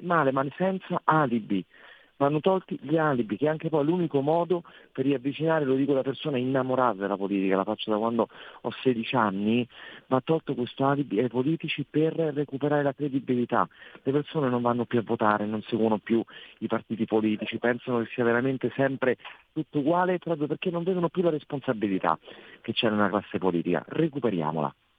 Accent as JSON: {"language": "Italian", "town": "Rome", "region": "Lazio", "country": "Italy", "said": "da romano"}